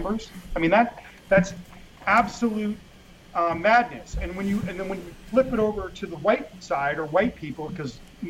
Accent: Los Angeles, California, United States; also born or lived in England; I grew up in Mexican neighborhoods in L.A.

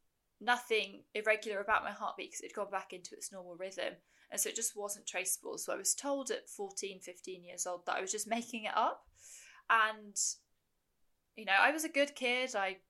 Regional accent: United Kingdom; I am a British ultramarathon runner

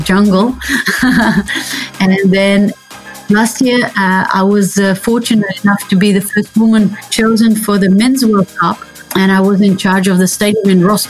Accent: Netherlands; I'm from the Netherlands

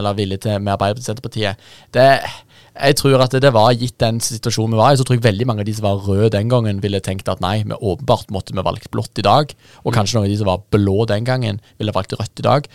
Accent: Jæren, Rogaland, Norway; moved away; jeg er rogalending og jærbu.

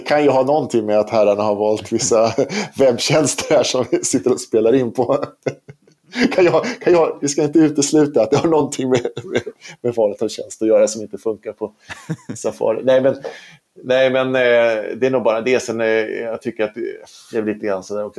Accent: Sweden; i Sverige då, eftersom vi är svenskar

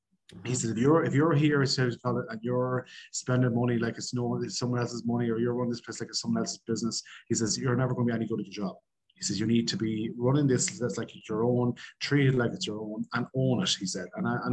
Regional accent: Connacht, Ireland; Look, I grew up on a farm, so the time for hobbies wasn't really there because you're always farming, you're always doing stuff like that.

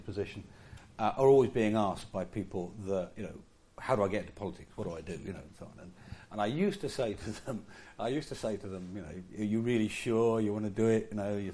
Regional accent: Yorkshire and the Humber, United Kingdom; I come from Yorkshire. In Yorkshire, you're supposed to give as good as you get

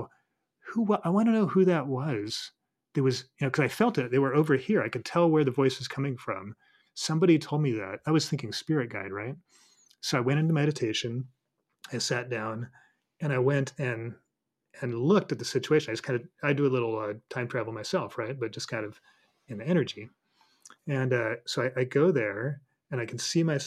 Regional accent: Colorado, United States; moved away; When I lived in Colorado, you know, I grew up in Colorado, so I was kind of a hick

